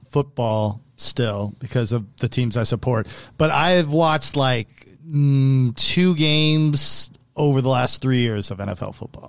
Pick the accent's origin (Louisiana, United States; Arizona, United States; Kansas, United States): Arizona, United States; I'm from Arizona.